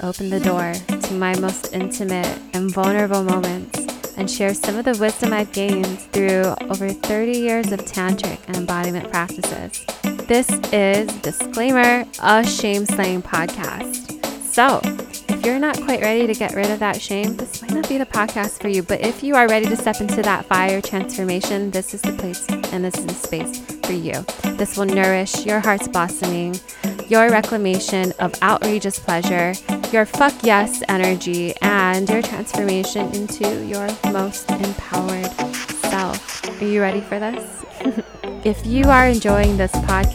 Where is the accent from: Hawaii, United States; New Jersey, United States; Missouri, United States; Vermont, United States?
Hawaii, United States; moved away; also born or lived in India; I'm from Hawaii originally, and I've been back home in Hawaii since September of last year.